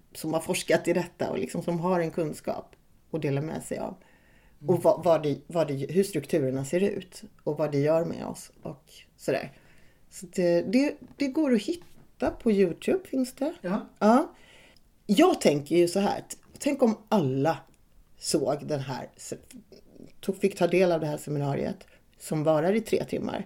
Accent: Värnamo, Jönköping County, Sweden; accent: lite småländska; moved away; also born or lived in Malmö; jag är uppvuxen i Värnamo och i Hårda som ligger utanför Värnamo

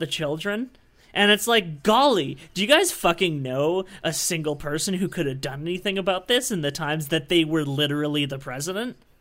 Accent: Canada; I'm a Canadian

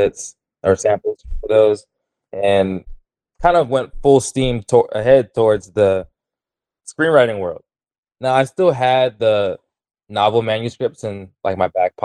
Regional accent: Baltimore, Maryland, United States; moved away as an adult; also born or lived in Arkansas / Texas; now in Los Angeles, United States; I'm originally from Baltimore, Maryland, and I've been moving west ever since college

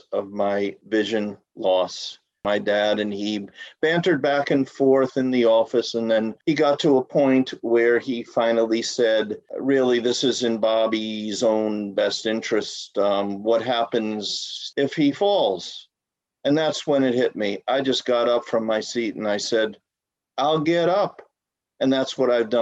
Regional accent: New York City, New York, United States; my earliest childhood growing up in Brooklyn

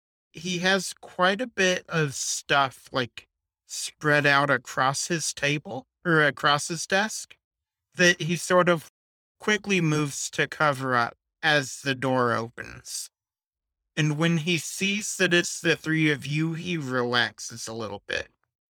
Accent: New Jersey, United States; I told you I'm from New Jersey.

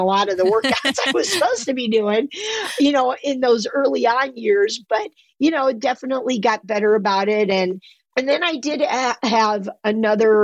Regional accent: Champaign, Illinois, United States; now in Milwaukee, United States; I grew up in Champaign, Illinois

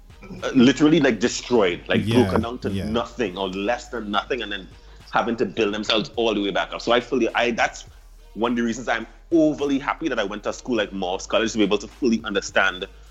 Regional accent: Canada; moved away; also born or lived in Waterloo; I'm Canadian as well

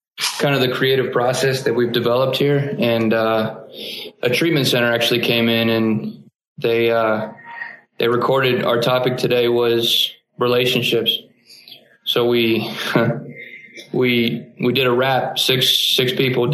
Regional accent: Columbus, Ohio, United States; moved away as an adult; also born or lived in Springfield, Ohio; now in Salt Lake City, United States; I grew up in Columbus, Ohio. That's where I spent the first 23 years of my life.

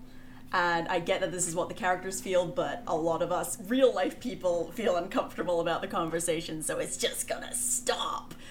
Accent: Scotland, United Kingdom; I've lived here my entire life and I am a Scottish woman

